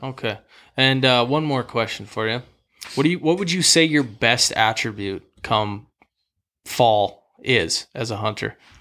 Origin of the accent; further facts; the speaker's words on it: Great Falls, Montana, United States; growing up in Great Falls, I, you know, grew up playing football and hockey.